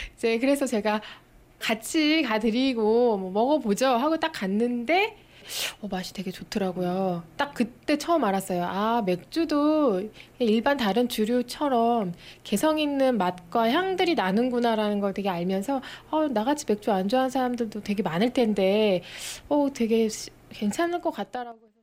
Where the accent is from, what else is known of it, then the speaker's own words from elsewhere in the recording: South Korea; 제가 사실 요 동네 토박이에요